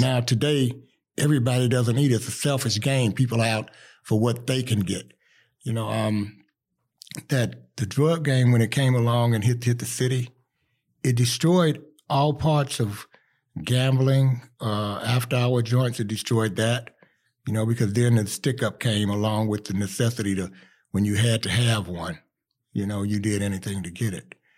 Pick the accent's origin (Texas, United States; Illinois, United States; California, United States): Illinois, United States; Chicago; I'm from Chicago, West Side, East Side, you name it, I claim it